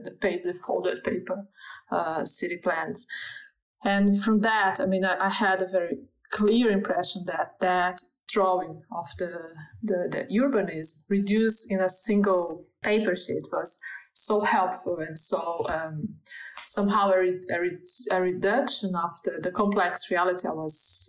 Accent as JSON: {"language": "English", "country": "Brazil", "second_language": "English", "moved": "as an adult", "lives_now": "Germany", "said": "I'm from Brazil, and even when I the first big move I made was inside Brazil"}